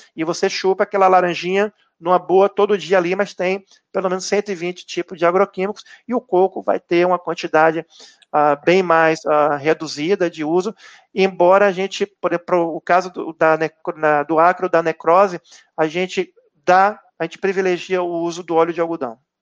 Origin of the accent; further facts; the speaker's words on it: Bahia, Brazil; eu sou baiano